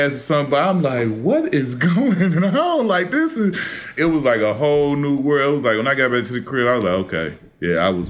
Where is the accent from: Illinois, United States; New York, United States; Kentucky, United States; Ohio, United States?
Illinois, United States; Chicago; I'm from Chicago